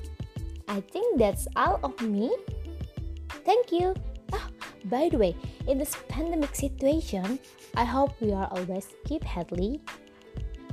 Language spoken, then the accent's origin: English; Banyupoh village, Buleleng, born in Singaraja, Bali, Indonesia; English is a second language; I'm from Banyupo village. Banyupo famous for its Pulaki temple